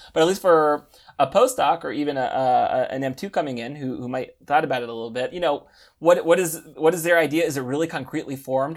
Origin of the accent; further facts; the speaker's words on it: United States; moved away as an adult; now in Paris, France; I am American